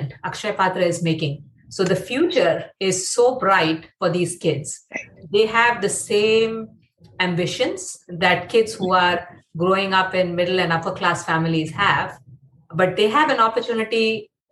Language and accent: English; Mumbai, Maharashtra, India; moved away; I grew up in Mumbai